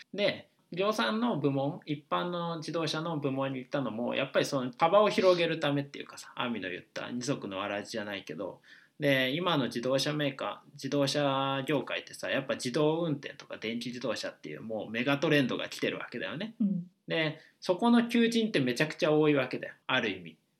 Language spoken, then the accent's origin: Japanese; Osaka, Japan; moved away as an adult; also born or lived in Kanto; もともと大阪に、あのが出身でで二十歳までは僕ずっと大阪にいた